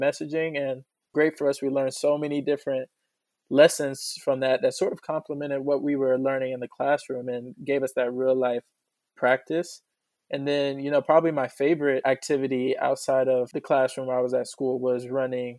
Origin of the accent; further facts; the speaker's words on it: Atlanta, Georgia, United States; growing up in Atlanta